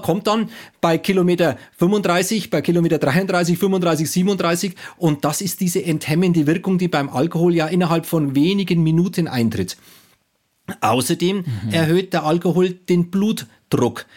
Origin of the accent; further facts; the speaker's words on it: Bavaria, Germany; Also ich komme aus Bayern